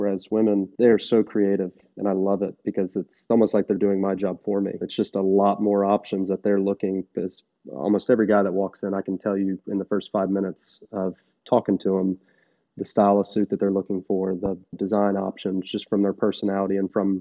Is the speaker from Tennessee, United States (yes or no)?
yes; Nashville, Tennessee, United States; I was from Nashville, born and raised